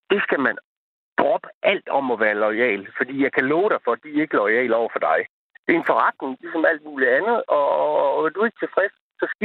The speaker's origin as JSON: {"language": "Danish", "region": "Jutland", "country": "Denmark", "said": "jeg er også jyde på i hele mit DNA"}